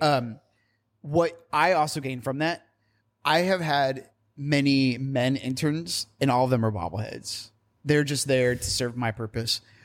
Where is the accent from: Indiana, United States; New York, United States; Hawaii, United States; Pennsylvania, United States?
Indiana, United States; I'm from Indiana, and I always get told that I say the word women weirdly